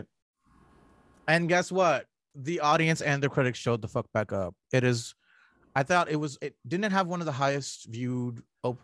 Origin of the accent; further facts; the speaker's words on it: Toronto, Ontario, Canada; I'm from Scarborough